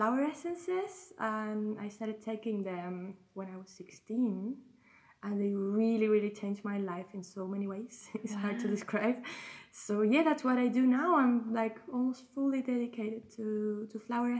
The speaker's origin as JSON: {"language": "English", "country": "Chile", "tie": "born or raised there", "said": "I grew up in Chile in South America."}